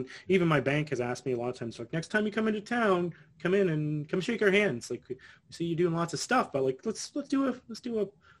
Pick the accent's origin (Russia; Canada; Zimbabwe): Canada; I'm Canadian investing in the U.S.